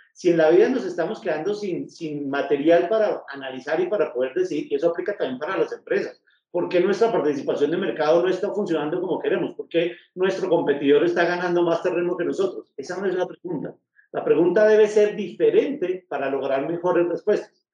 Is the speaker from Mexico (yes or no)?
no; Bogotá, Colombia; now in Manizales, Colombia; yo soy de Bogotá, pero ahora vivo en Manizales.